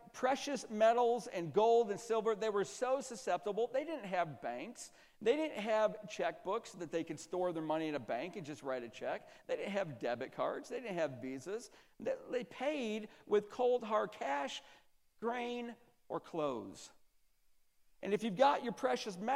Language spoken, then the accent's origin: English; Central New York, United States; I'm from Central New York, so in Central New York, the winters are brutal